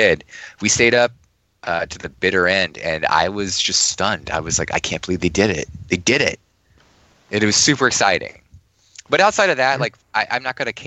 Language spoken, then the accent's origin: English; Washington, District of Columbia, United States; I grew up in the Washington, D.C. area my entire life